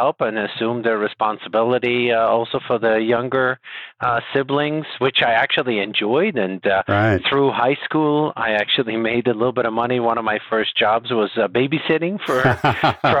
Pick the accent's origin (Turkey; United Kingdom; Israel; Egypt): Israel; moved away as an adult; also born or lived in Calgary, Canada / San Francisco, United States / San Diego, United States; now in Dallas, United States; originally, I'm from Israel